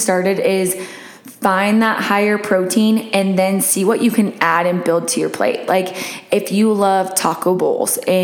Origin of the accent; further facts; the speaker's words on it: Montana, United States; moved away; growing up in Montana, my dad really ruined beef until I go home